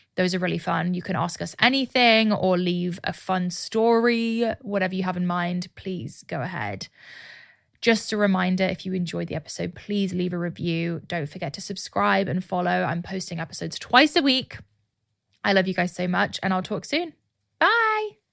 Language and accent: English; United Kingdom; now in Austin, United States; launch my business in my home country